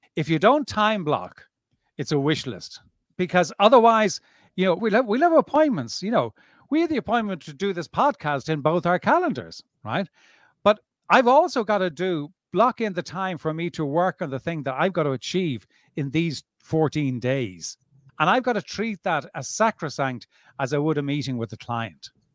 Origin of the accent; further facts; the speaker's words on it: Dublin, Leinster, Ireland; now in South of France, France; born and bred in Dublin